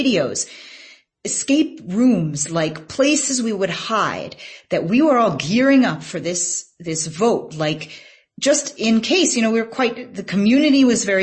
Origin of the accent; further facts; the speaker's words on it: United States; now in South Africa; as an American reporter who also spoke some languages